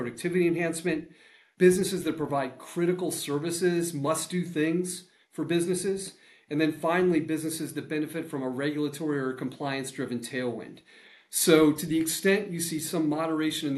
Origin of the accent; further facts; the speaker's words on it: Central Connecticut, United States; I was 20 years ago growing up in Central Connecticut